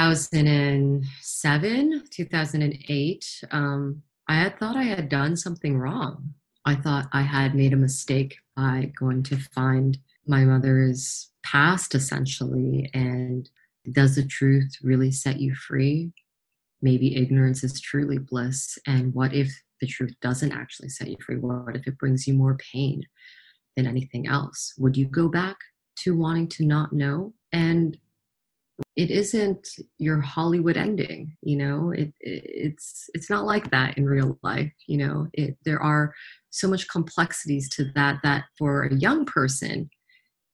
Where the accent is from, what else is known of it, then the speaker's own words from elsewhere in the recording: Toronto, Ontario, Canada; I'm from Toronto